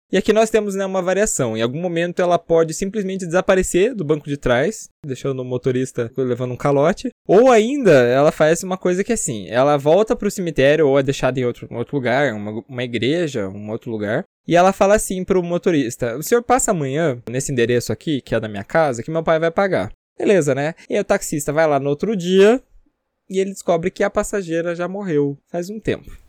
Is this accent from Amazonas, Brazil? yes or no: no; Paranaguá, Paraná, Brazil; na minha cidade natal, Paranaguá